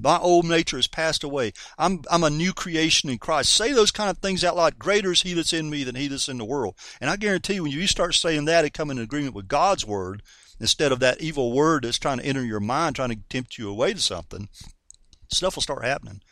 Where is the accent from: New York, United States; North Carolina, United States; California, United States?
North Carolina, United States; I'm a Southerner from North Carolina, you know, and us Southern folks like to say, I reckon